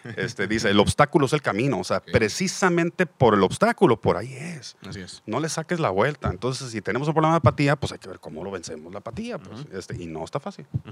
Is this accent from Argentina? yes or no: no; Mexico; somos una parte de la población mexicana sumamente privilegiada